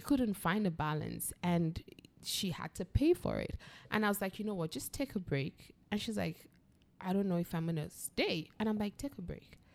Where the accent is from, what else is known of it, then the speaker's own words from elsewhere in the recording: Nigeria; we have a trust issue as Nigerians that kind of keeps us away from other Nigerians